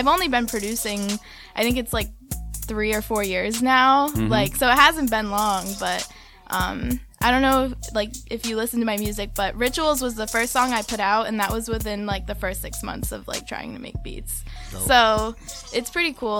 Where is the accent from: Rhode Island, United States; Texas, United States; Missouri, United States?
Rhode Island, United States; Smithfield; now in Providence, United States; I'm from Smithfield, but I live in Providence now